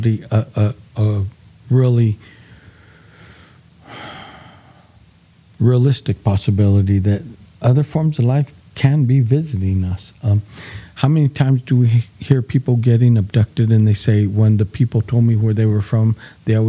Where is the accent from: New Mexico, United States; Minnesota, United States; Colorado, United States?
New Mexico, United States; Gallup; we grew up in Gallup, and there was a diverse little community where there was Natives, Hispanics, few Blacks